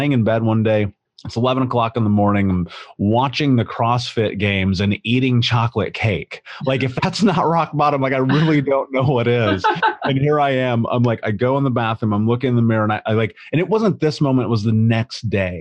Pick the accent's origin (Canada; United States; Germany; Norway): United States; Indianapolis, Indiana; I grew up in Indianapolis